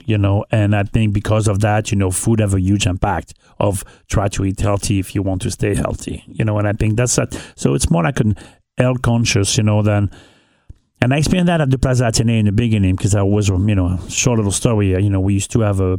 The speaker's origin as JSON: {"language": "English", "region": "northern France", "country": "France", "tie": "born or raised there", "also_born_or_lived": "Anguilla / New York City", "second_language": "English", "moved": "as an adult", "lives_now": "Cincinnati, United States", "said": "I grew up in North of France."}